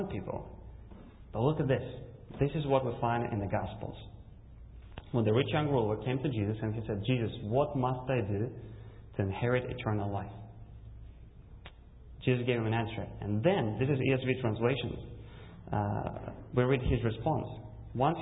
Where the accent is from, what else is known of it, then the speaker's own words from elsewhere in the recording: Russia; English is a second language; moved away; also born or lived in Kazakhstan; I was born in Kazakhstan, and when I was 4, my family immigrated to Russia